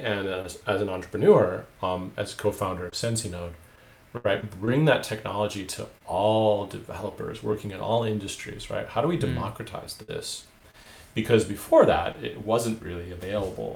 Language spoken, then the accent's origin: English; Michigan, United States; moved away as an adult; also born or lived in Oulu, Finland; now in Finland; in 1996, actually, when I moved from Michigan to northern